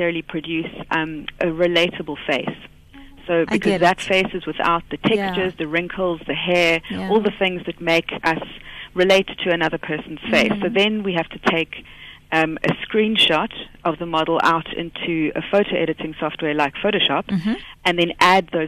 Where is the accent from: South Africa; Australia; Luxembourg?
South Africa; moved away as an adult; now in Liverpool, United Kingdom; So I'm a South African, but I'm doing my PhD in forensic art at Face Lab, Liverpool John Moores University